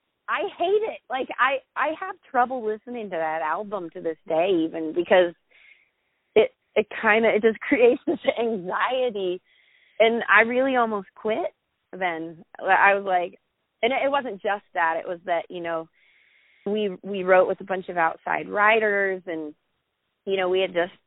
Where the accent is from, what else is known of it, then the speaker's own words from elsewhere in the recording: Florida, United States; moved away as an adult; also born or lived in Sarasota, Florida / Los Angeles, California; we moved from Florida to, you know, a small town of Florida. And then we went to college in Sarasota, Florida, also a pretty small town, to Los Angeles